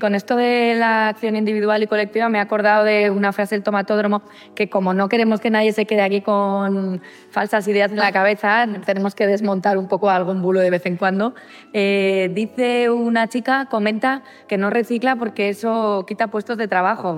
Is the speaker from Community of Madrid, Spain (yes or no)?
yes; Madrid, Community of Madrid, Spain; yo es que soy de Vallecas.